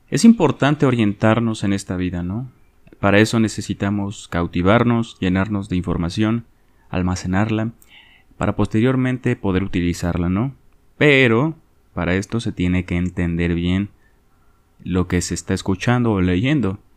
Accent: Mexico; Yo soy de México, no sé en Latinoamérica, pero en mi país se lee muy poquito, ¿no?

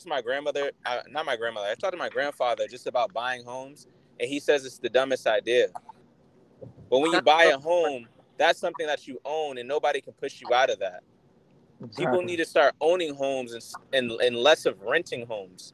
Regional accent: Boston, Massachusetts, United States; where I grew up in Roxbury

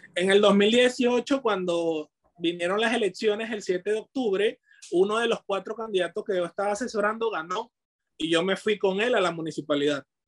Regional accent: Venezuela; moved away as an adult; now in Peru; cuando yo salí de mi país, eh, era en busca de aventuras

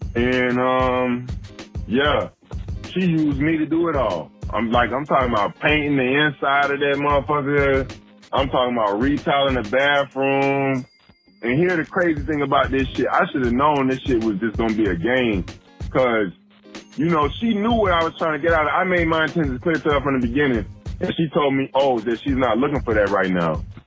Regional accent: United States; I'm black American

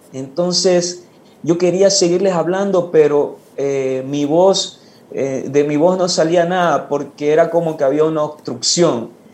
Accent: Ecuador; now in Guayaquil, Ecuador; regresé a mi pueblo donde nací, que es una parroquia

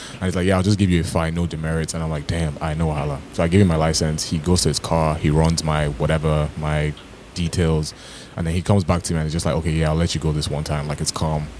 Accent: Toronto, Ontario, Canada

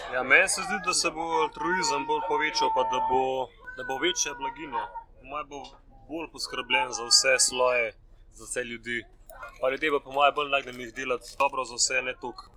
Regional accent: Slovenia; smo turisti iz Slovenije

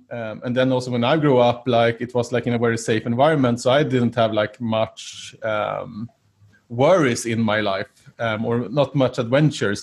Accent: Sweden; growing up in Sweden during the 80s

